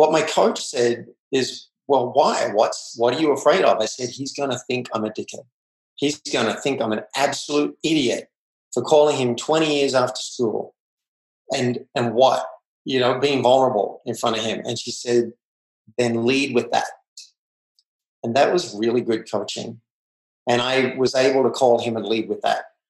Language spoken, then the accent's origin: English; Australia; I grew up in Australia